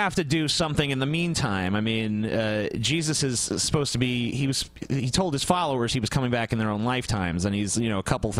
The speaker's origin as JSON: {"language": "English", "country": "United States", "said": "I'm an American."}